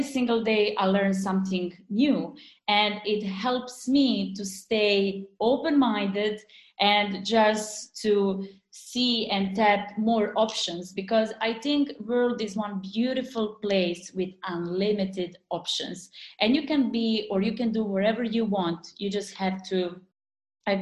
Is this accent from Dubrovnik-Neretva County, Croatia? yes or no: yes; Dubrovnik, Dubrovnik-Neretva County, Croatia